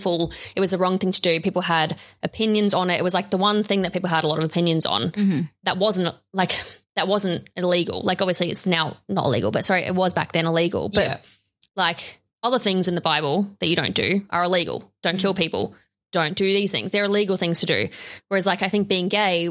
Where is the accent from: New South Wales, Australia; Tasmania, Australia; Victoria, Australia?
New South Wales, Australia; Sydney; growing up where I grew up on the North Shore of Sydney